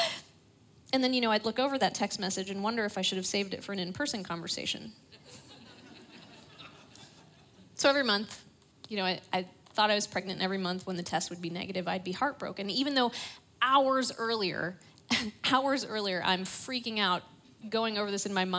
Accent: Pittsburgh, Pennsylvania, United States; I grew up in Pittsburgh

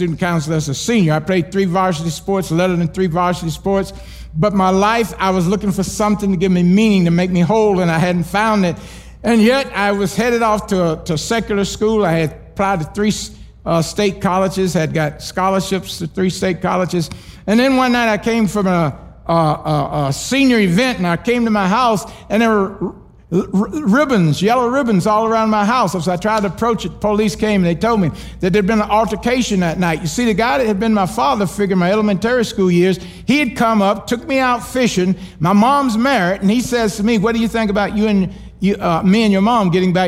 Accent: Kissimmee, Florida, United States; also born or lived in New York; I was born in Kissimmee, Florida.

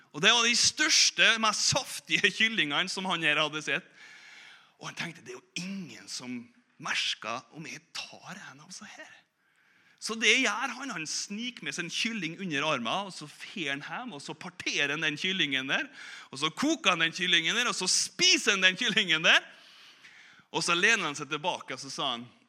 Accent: Korvåg, Møre og Romsdal, Norway; moved away; also born or lived in Bergen; på Korvåg, da, der jeg vokste opp

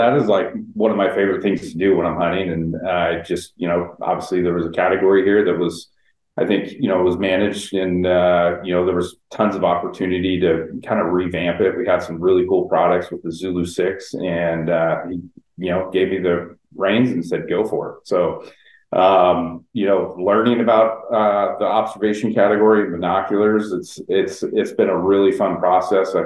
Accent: San Diego, California, United States; I was born and raised in San Diego.

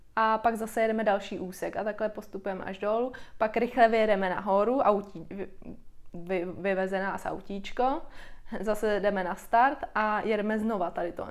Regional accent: Czechia; u nás v Čechách

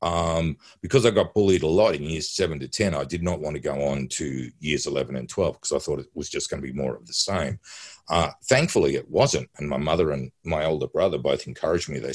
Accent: Tasmania, Australia; I was born in Tasmania and that's where I grew up

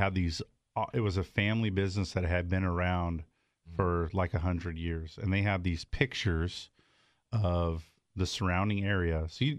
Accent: Southern California, United States; I grew up in Southern California.

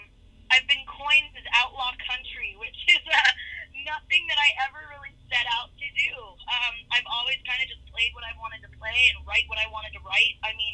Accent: White Center, Washington, United States; I'm from Seattle, Washington, and more specifically, it's a little town right south of Seattle. It's called White Center.

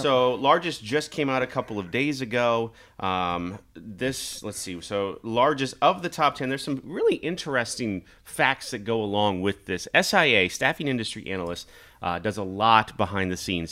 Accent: Kansas, United States; moved away as an adult; also born or lived in Nebraska; now in Omaha, United States; I grew up in Kansas. I was born in Nebraska.

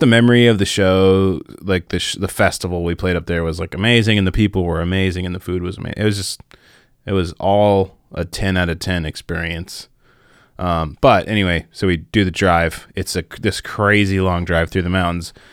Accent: Minnesota, United States; growing up in Minnesota

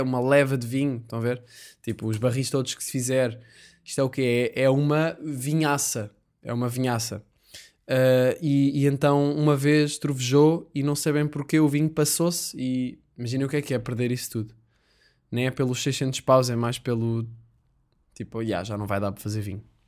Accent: Portugal; sou português

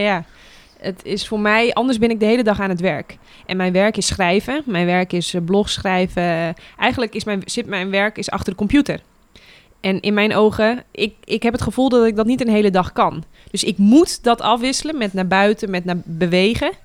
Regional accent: Netherlands; wij als Nederlanders

